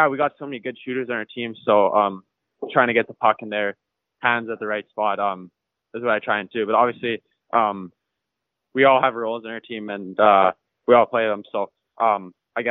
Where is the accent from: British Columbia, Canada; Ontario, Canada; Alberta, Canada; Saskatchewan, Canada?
Saskatchewan, Canada; Saskatoon; I'm from Saskatoon, Saskatchewan, so in the prairies.